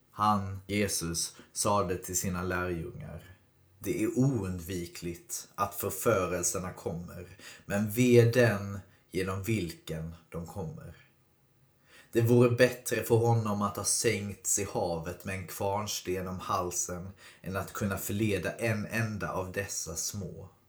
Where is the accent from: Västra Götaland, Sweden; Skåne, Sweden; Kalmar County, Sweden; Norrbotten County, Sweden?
Skåne, Sweden; Jag tänker att liksom som för mig som är skåning så jag har ju aldrig riktigt hört historien om Skåne utifrån Skånes perspektiv utan alltid från Sveriges perspektiv.